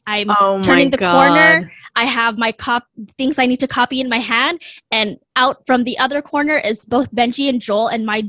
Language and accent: English; Philippines; now in United States; I'm Filipino American, and I am super, super proud of my heritage. I immigrated to the U.S. in the 90s, and I grew up in a really strict, toxic environment.